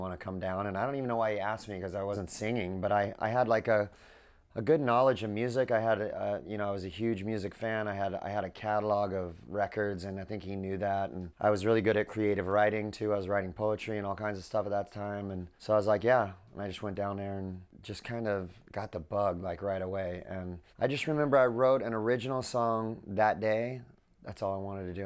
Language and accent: English; Southern California, United States; I grew up in Southern California.